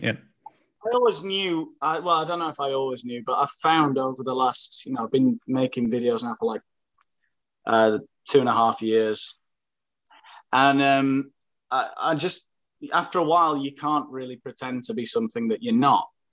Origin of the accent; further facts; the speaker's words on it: Sheffield, Yorkshire and the Humber, United Kingdom; moved away as an adult; now in Asturias, Spain; I'm from Sheffield.